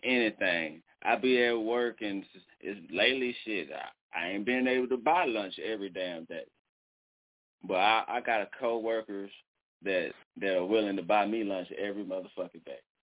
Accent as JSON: {"language": "English", "town": "Dallas", "region": "Texas", "country": "United States", "moved": "yes", "lives_now": "Muskogee, United States", "said": "I'm from Dallas, and I moved to fucking Muskogee, Oklahoma"}